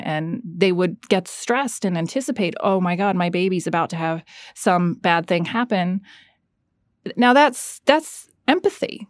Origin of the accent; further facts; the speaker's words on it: Florida, United States; moved away; also born or lived in London, United Kingdom / Georgia, United States; I grew up in Florida